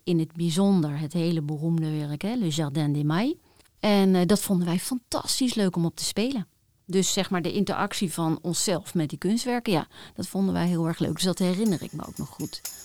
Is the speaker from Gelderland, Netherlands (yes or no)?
yes; Apeldoorn, Gelderland, Netherlands; mijn jeugd heb doorgebracht in Apeldoorn